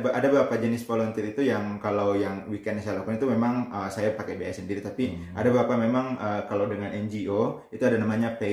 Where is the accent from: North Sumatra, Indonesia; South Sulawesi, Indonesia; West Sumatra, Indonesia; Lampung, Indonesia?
South Sulawesi, Indonesia; Bulukumba; jadi terus terang saya orang Sulawesi Selatan nggak pernah tinggal di Makassar